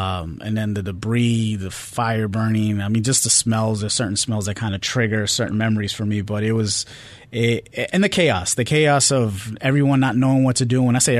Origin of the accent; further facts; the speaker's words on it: New York, United States; But just being growing up in New York, as they say, the New York attitude, it is real.